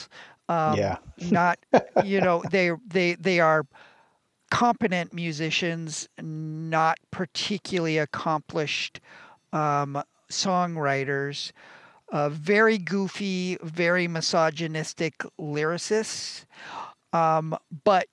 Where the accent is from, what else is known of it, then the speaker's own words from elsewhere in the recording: Northern California, United States; both Rob and I are Northern California boys, born and bred